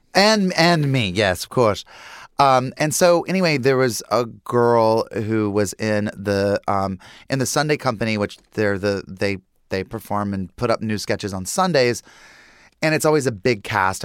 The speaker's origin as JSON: {"language": "English", "town": "Lincolnton", "region": "North Carolina", "country": "United States", "tie": "born or raised there", "moved": "yes", "said": "Growing up in Lincolnton, North Carolina"}